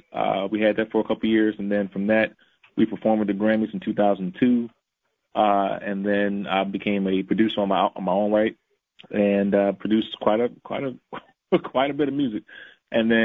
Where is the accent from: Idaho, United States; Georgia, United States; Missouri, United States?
Missouri, United States; St. Louis; I grew up in St. Louis